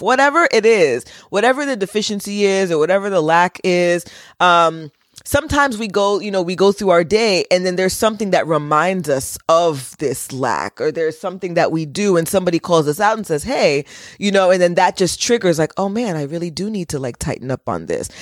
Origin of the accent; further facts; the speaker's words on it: United States; I was born in America and went to, you know, public school